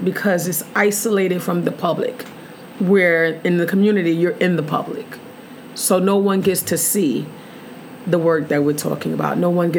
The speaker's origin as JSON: {"language": "English", "region": "Mississippi", "country": "United States", "tie": "born or raised there", "said": "Born and raised in Mississippi, and we've made it."}